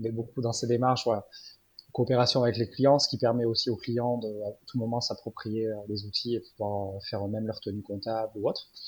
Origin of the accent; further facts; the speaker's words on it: Biarritz, Nouvelle-Aquitaine, France; moved away; also born or lived in Paris; je suis de Biarritz